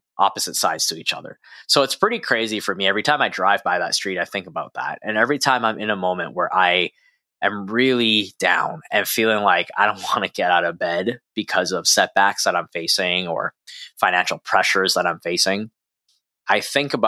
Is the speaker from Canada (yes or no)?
yes; Edmonton, Alberta, Canada; where I grew up in Edmonton, Canada